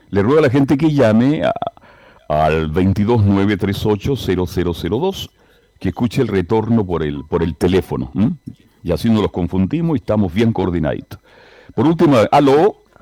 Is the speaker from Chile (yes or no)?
yes; Chile; todos los chilenos hablamos muy rápido